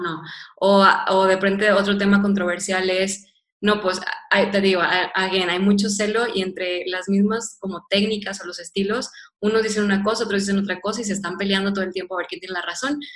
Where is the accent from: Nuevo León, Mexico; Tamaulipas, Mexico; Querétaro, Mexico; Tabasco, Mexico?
Nuevo León, Mexico; Monterrey; yo soy regiomontana, yo soy de Monterrey